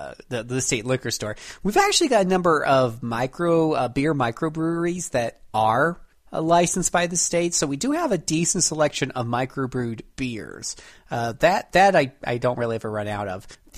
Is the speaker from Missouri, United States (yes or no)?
no; Florida, United States; I come from Florida, where we have a privately owned ABC on just about every corner